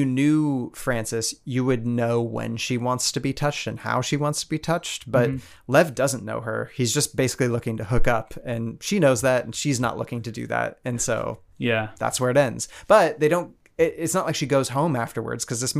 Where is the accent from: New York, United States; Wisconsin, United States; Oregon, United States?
Oregon, United States; Portland; we're from Portland